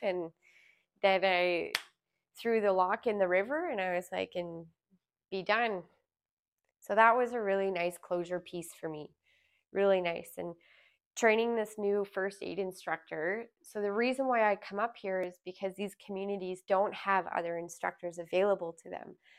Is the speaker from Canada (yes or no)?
yes; Alberta, Canada; moved away as an adult; also born or lived in Smithers, British Columbia; I born and raised in Alberta